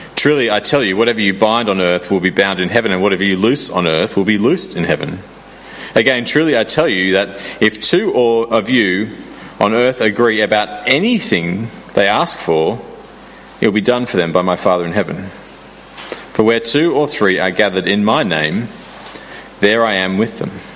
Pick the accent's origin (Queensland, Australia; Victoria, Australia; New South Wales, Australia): New South Wales, Australia; Sydney; moved away; I grew up in Sydney